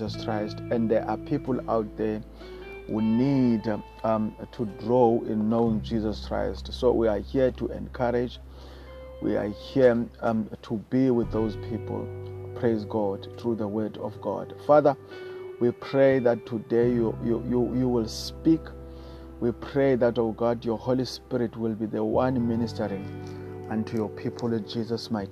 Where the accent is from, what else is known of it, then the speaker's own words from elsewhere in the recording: South Africa; I come from South Africa